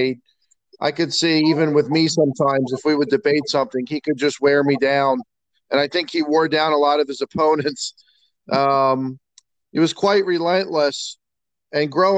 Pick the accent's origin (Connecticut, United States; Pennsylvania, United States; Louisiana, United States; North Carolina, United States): Pennsylvania, United States; North Wales; I grew up in North Wales, which is fairly close to Montgomery County Community College